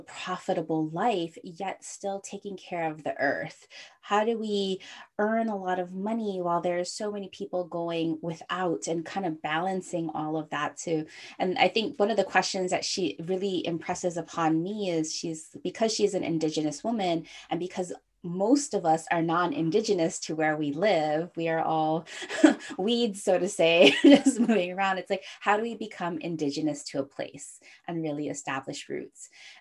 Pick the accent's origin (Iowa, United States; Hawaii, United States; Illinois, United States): Hawaii, United States; now in San Francisco, United States; I grew up in Hawaii, but I'm not Hawaiian blooded